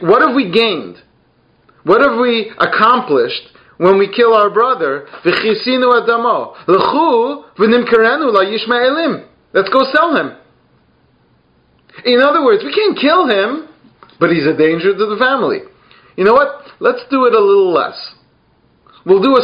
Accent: United Kingdom; I'm British

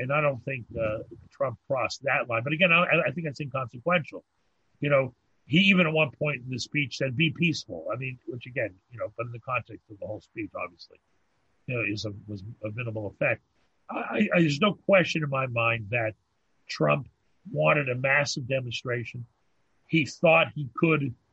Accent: United States; now in Montreal, Canada; Living in Canada, an expatriate, an exiled American.

